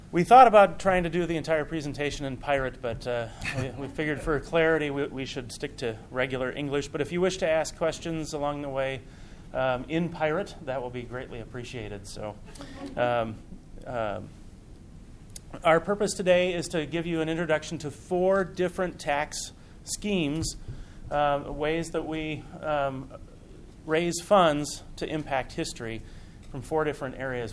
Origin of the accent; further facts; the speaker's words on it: Minnesota, United States; I'm from Minnesota